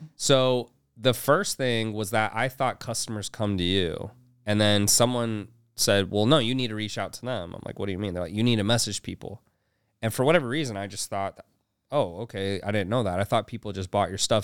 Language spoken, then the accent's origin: English; Houston, Texas, United States; also born or lived in Utah; i was born in utah but i was raised in houston